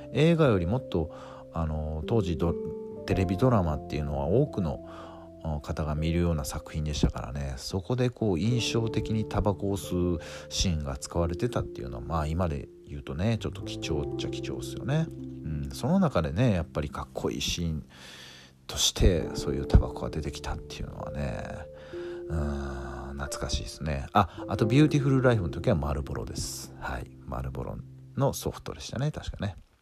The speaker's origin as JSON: {"language": "Japanese", "region": "western Japan", "country": "Japan", "tie": "born or raised there", "said": "どっちかっていうと西の出身なんで僕はエイプって言ってました"}